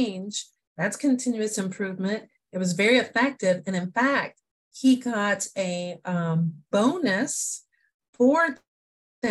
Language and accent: English; Indianapolis, Indiana, United States; also born or lived in Oxford, Ohio; I'm from Indianapolis, Indiana. So I'm a Hoosier